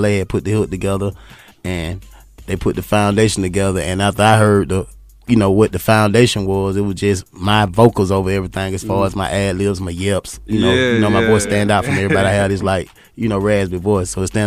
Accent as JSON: {"language": "English", "town": "Atlanta", "region": "Georgia", "country": "United States", "tie": "born or raised there", "said": "we all attended the same high school, and we all from, you know, the west side of Atlanta"}